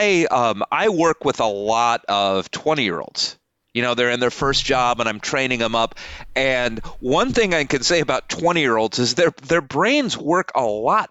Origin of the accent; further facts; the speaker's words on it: Midwest, United States; I'm a Midwesterner